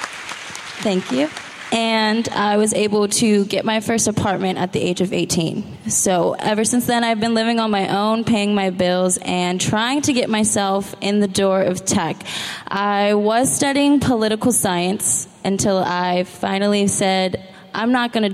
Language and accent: English; San Diego, California, United States; I was born here in San Diego. I've lived here all of my life